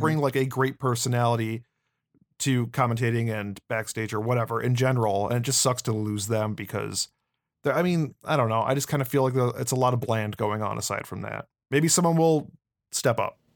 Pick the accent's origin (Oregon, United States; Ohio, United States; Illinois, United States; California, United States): Illinois, United States; Chicago; we're both from the Chicagoland area